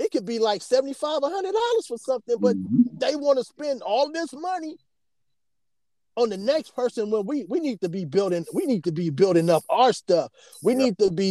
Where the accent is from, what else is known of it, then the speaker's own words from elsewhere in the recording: South Bay, California, United States; I'm from the South Bay